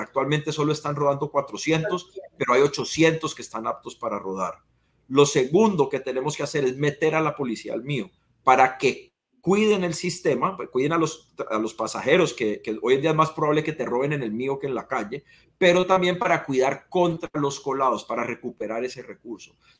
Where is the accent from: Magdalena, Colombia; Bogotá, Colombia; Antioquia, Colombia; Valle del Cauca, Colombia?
Valle del Cauca, Colombia; Cali; como caleño, porque ante todo yo soy caleño